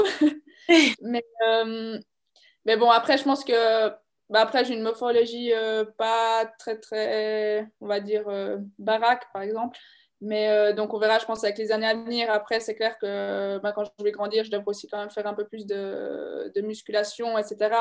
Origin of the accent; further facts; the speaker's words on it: La Neuveville, Bern, Switzerland; je viens de la Neuville, du bord du lac de Bienne